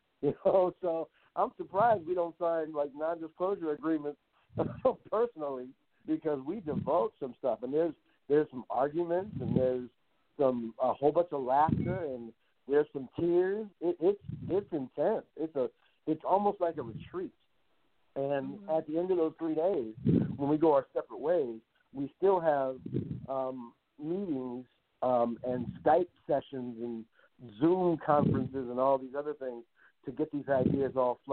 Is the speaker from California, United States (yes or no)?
yes; Compton, California, United States; I grew up in Compton. You know, I grew up in Compton